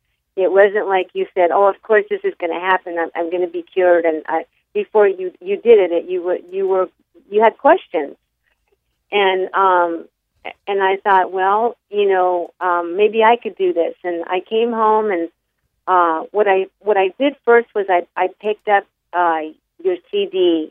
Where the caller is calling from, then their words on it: California, United States; I'm calling from California